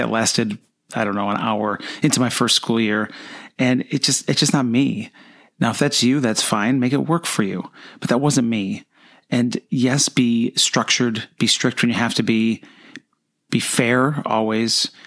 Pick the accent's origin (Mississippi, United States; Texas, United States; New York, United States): New York, United States; Buffalo; moved away as an adult; now in Florida, United States; I came right out of college and taught down here in Florida, even though I grew up near Buffalo, New York